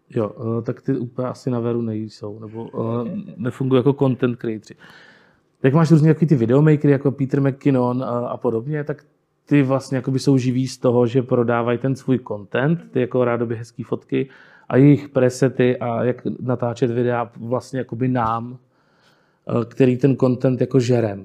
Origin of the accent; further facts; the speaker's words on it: Jihlava, Vysočina Region, Czechia; já jsem tady vlastně jako odmala, jsem jako rodilý hlavák, dá se říct, nebo Pávovák, už jsem vyrostl prostě na Pávově. A jsem tady vlastně celý život